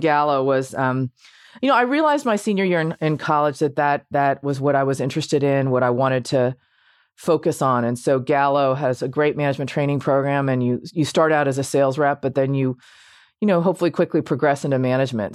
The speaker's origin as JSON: {"language": "English", "town": "Washington", "region": "District of Columbia", "country": "United States", "tie": "born or raised there", "said": "I, uh, grew up m, primarily in Washington, D C"}